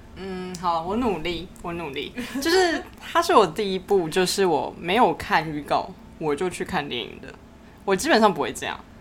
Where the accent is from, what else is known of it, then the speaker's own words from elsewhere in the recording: Tainan, Taiwan; moved away as an adult; 因为我是在台南的时候，就是我的老家